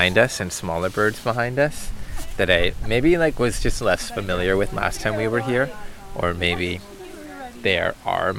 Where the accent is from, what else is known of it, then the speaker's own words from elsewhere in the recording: Toronto, Ontario, Canada; I come from Scarborough in the city of Ravines